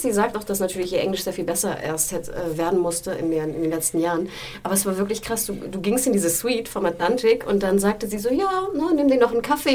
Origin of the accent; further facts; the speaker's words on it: Hamburg, Germany; moved away; meiner Heimatstadt Hamburg